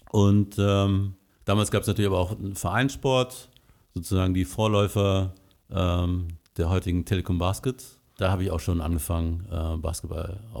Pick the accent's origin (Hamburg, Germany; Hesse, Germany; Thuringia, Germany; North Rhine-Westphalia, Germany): North Rhine-Westphalia, Germany; Bad Godesberg; Genau, ich bin hier in Godesberg geboren, aufgewachsen, hier zur Schule gegangen.